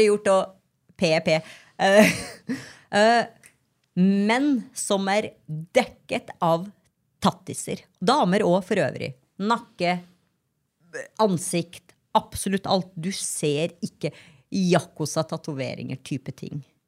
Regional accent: Grong, Trøndelag, Norway; moved away; Når jeg var hjemme i Grong

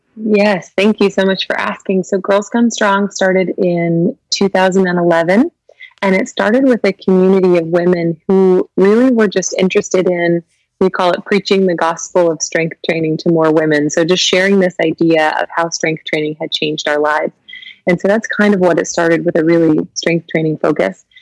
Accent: Kentucky, United States; also born or lived in Lexington, Kentucky; I was born and raised in Kentucky

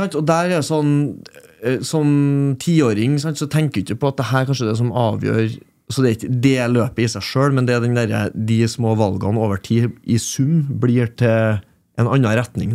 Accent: Trøndelag, Norway; jeg er trønder

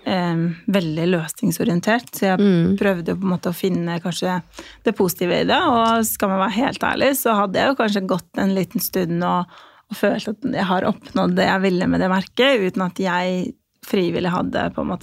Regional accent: Kosovo; now in Norway; jeg kommer opprinnelig fra Kosovo, så jeg flyttet til Norge i 2005.

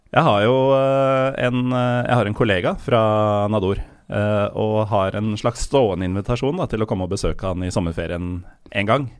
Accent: Romerike, Akershus, Norway; Lokalavisa der jeg kommer fra, heter jo Romerikes Blad

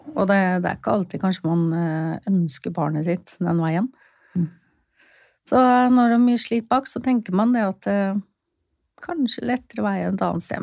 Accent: Fredrikstad, Østfold, Norway; Jeg er fra Fredrikstad

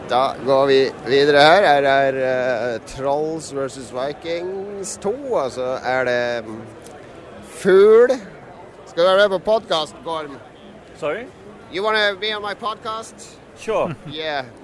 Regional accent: Bergen, Vestland, Norway; Jeg er ikke fra Norge, jeg er fra Noen av oss er fra Bergen.

